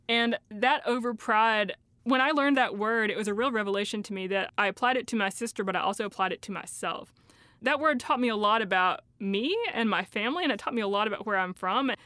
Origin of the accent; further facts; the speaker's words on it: Elizabethton, Tennessee, United States; accent: Appalachian; a town called Elizabethton. When I was growing up there